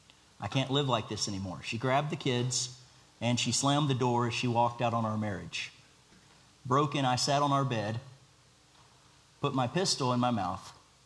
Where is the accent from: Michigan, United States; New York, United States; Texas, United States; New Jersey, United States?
Texas, United States; Baytown; So I was born near Houston in Baytown, Texas. I was raised with three older siblings from my mom's first marriage, but was the only one from this marriage.